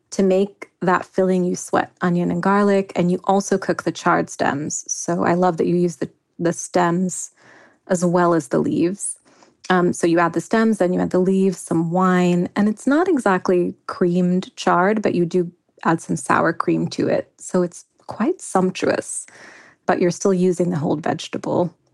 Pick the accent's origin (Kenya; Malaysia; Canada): Kenya; kukupaka, which is a chicken curry I grew up eating in Kenya.